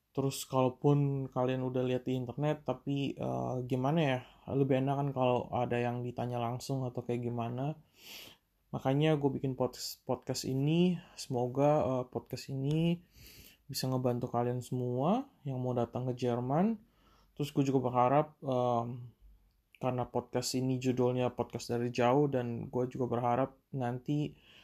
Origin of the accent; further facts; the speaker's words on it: Indonesia; now in Germany; sebagai anak perantauan. Yang jauh dari Indonesia